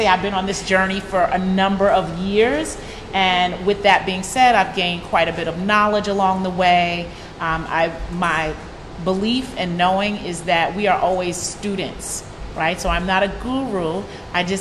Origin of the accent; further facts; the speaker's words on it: New York City, New York, United States; I was raised in New York City